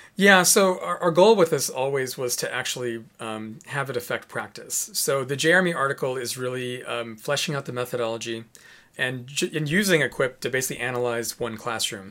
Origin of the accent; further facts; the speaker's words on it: Chicago, Illinois, United States; moved away; I'm from Chicago originally.